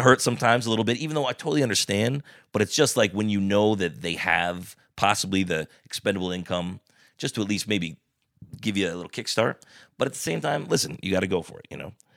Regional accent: Bethel, United States; grew up in a house next to where he grew up in on Grand Street in Bethel

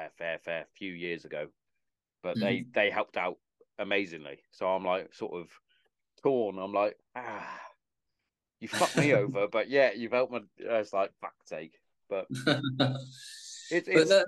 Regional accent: Hereford, West Midlands, United Kingdom; I'm from Hereford

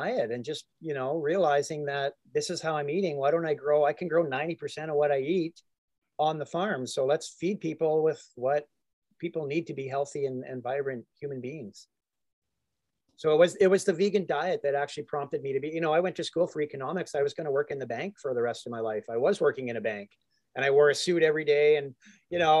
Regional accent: Calgary, Alberta, Canada; I just happened to move into a house in Calgary, my hometown.

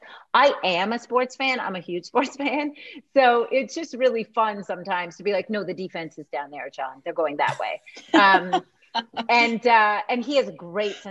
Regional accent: Canada; I grew up in Canada

